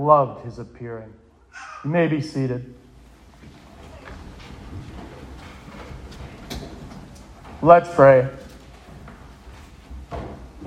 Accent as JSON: {"language": "English", "town": "Bridgewater", "region": "Massachusetts", "country": "United States", "tie": "born or raised there", "said": "I grew up in Bridgewater. I was your typical New England Roman Catholic."}